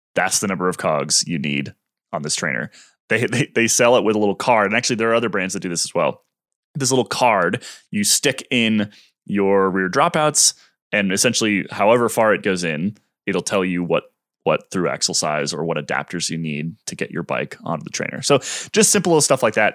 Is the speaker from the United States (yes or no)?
yes; United States; as an American cycling fan